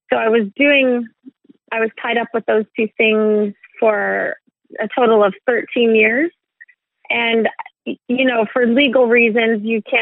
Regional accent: California, United States; born there; So yeah, my my dad is Swedish, and I was born in California.

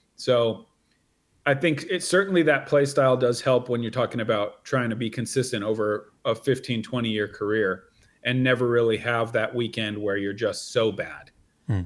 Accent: near Salem, Oregon, United States; also born or lived in East Coast, United States; I'm from near Salem. Yeah, yeah. my hometown is uh, about 45 minutes drive from where I live now

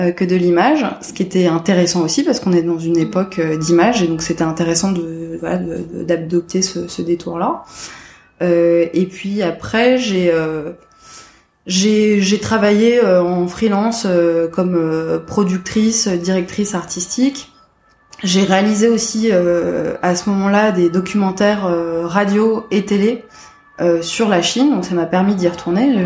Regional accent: Paris, Île-de-France, France; je suis née euh, à Paris en 1985

